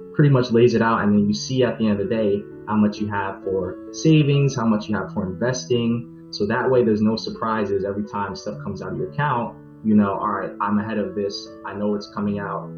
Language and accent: English; New York, United States; born and raised in New York, and I have a Caribbean uh, background as well.